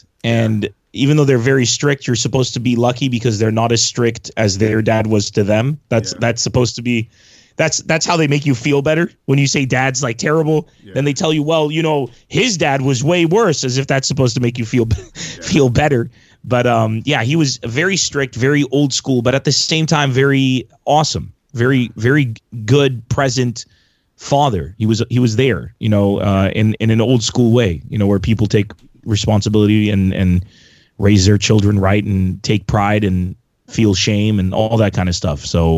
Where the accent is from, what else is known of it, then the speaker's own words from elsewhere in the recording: Beirut, Beirut Governorate, Lebanon; also born or lived in San Diego, United States; I'm Lebanese originally, but I'm also American, as I'm sure you could tell from the accent. I grew up in San Diego, and when I was about 11 years old, I went back to Beirut, Lebanon, and lived there till I was about 31.